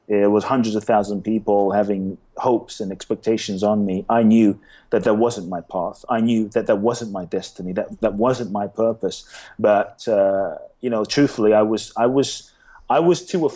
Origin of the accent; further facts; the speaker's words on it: London, United Kingdom; moved away as an adult; also born or lived in Ghana; now in Los Angeles, United States; I was born in Ghana, West Africa. My father's from Ghana. My mother's Japanese. I grew up in London. I live in LA now.